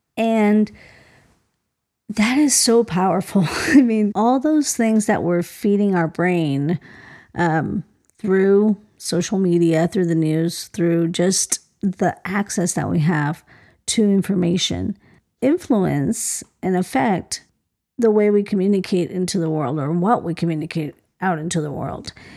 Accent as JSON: {"language": "English", "country": "Colombia", "tie": "born or raised there", "moved": "yes", "said": "my parents were born in Colombia. I was born in Colombia."}